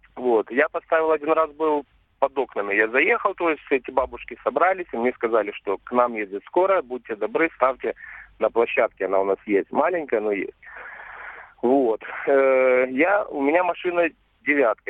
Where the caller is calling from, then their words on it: Simferopol, Crimea, Ukraine; Я вам звоню из Крыма, Симферополь, город